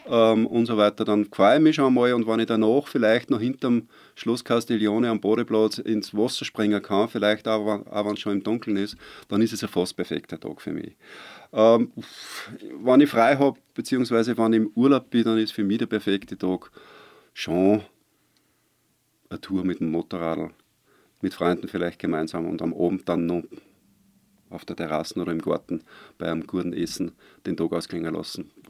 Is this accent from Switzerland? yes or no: no; Waidhofen an der Ybbs, Lower Austria, Austria; born there; Ich bin gebürtig aus Weidhofen an der Ibs, bin gebürtiger Niederösterreicher, aber natürlich mittlerweile ist das Seerland meine Heimat, überhaupt keine Frage.